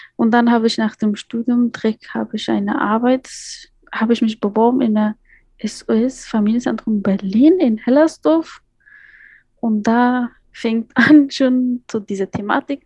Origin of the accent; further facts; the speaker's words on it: Kabul, Afghanistan; German is a second language; moved away as an adult; now in Potsdam, Germany; ich bin in Afghanistan in Kabul geboren, aufgewachsen auch in Kabul. Als ich nach Deutschland gekommen bin, ich war 18 Jahre alt